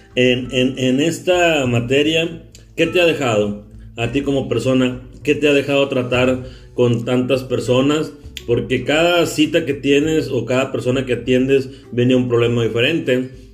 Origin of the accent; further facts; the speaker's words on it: Carbó, Sonora, Mexico; oriundo también de donde yo también soy de Carbozo Sonora